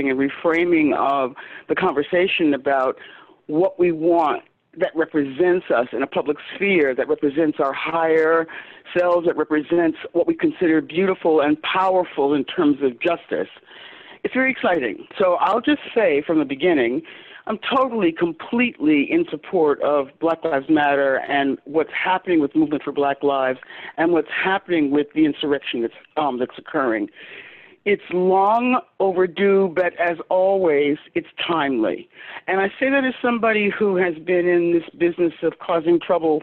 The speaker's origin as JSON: {"language": "English", "town": "Chicago", "region": "Illinois", "country": "United States", "tie": "born or raised there", "moved": "as an adult", "said": "I'm from Chicago"}